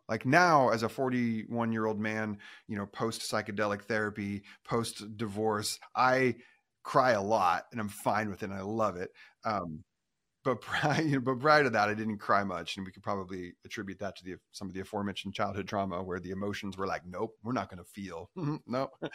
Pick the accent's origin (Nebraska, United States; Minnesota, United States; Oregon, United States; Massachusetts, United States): Oregon, United States; I grew up in Oregon